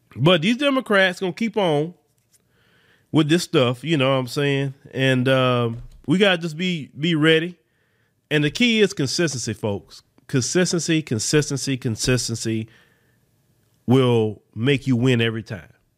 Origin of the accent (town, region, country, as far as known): United States